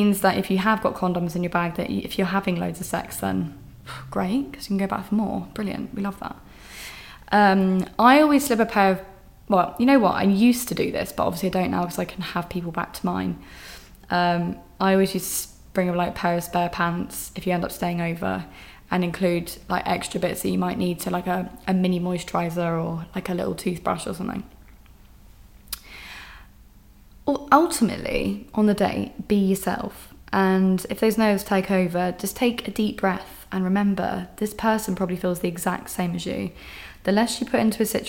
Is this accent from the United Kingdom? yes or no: yes; England, United Kingdom; I'm just being so English